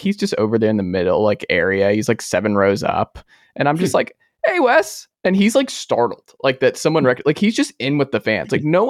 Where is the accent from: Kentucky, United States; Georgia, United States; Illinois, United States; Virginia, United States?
Georgia, United States; Atlanta; I grew up in Atlanta